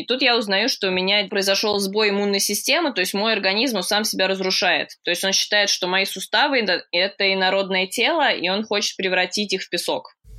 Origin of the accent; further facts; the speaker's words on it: Moscow, Russia; moved away as an adult; now in London, United Kingdom; я родилась в Москве, обожаю Москву